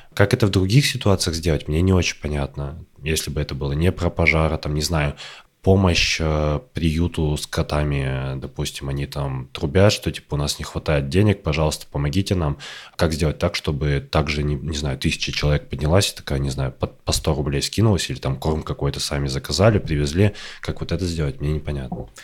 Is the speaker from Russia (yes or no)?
yes; Kirov Oblast, Russia; moved away; ты живешь э, в Кировской области, в которой там типа татар не так много, а в твоем районе практически нет